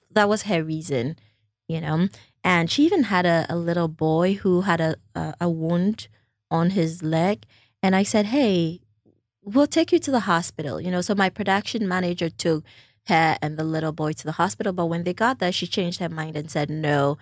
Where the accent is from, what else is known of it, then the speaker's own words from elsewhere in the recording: Volta, Ghana; moved away as an adult; also born or lived in North Carolina; I am also from the Volta region